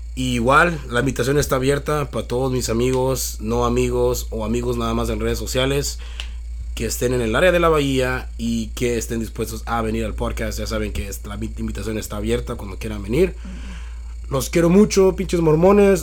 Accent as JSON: {"language": "Spanish", "country": "Mexico", "moved": "yes", "lives_now": "United States"}